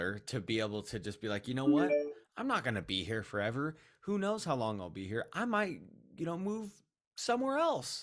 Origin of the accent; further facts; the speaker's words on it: West Coast, United States; growing up on the West Coast